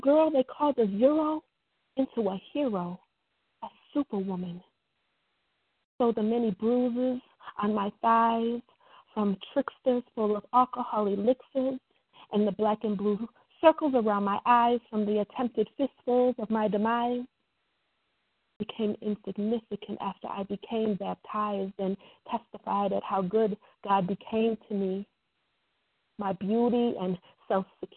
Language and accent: English; Wisconsin, United States; now in Tennessee, United States; Originally born in Wisconsin